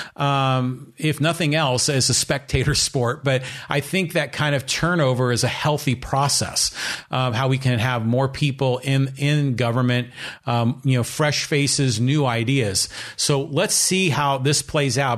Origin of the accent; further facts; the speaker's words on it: Poway, California, United States; my hometown in the city of Poway